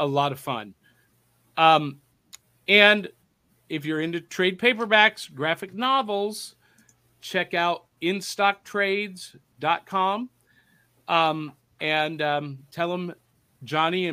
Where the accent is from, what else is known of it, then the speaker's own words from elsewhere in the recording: Akron, Ohio, United States; I grew up in Akron, Ohio, not far from there